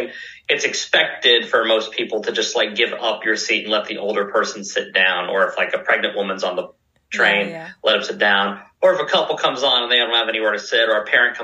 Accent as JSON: {"language": "English", "town": "San Antonio", "region": "Texas", "country": "United States", "moved": "as an adult", "lives_now": "Japan", "said": "I am from San Antonio, Texas, and I am 33 years old"}